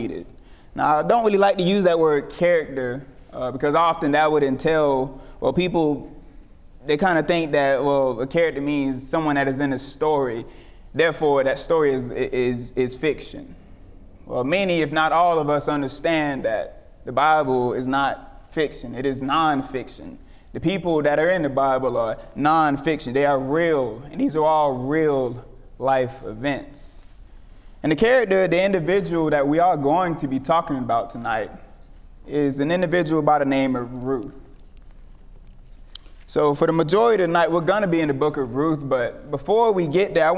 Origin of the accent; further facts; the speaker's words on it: Tampa, Florida, United States; moved away as an adult; now in Alabama, United States; I'm originally from Tampa, Florida